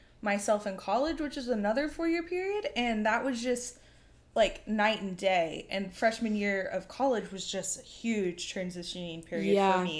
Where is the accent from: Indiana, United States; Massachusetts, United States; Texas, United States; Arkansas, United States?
Texas, United States; Dallas; I'm from Dallas, Texas